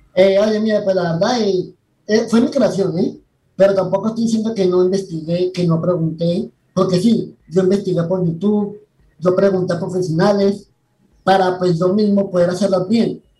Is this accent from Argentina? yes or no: no; Colombia; also born or lived in Panama City, Panama; Nací en la ciudad de Panamá en el 2003, pero pues fui criado en Colombia. O yo he vivido todo, todo en Colombia